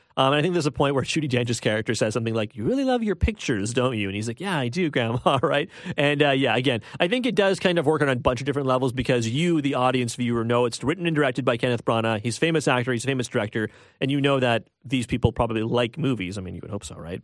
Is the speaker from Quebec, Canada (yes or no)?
no; Toronto, Ontario, Canada; I'm from Scarborough. I think it's important to say that right off the bat. I am from Scarborough.